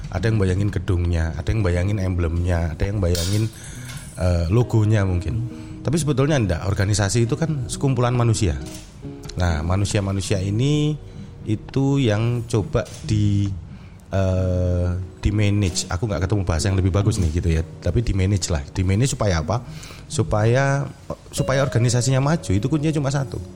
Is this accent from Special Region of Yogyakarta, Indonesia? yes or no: yes; Yogyakarta, Special Region of Yogyakarta, Indonesia; born there; Uh, saya lahir di Jogja.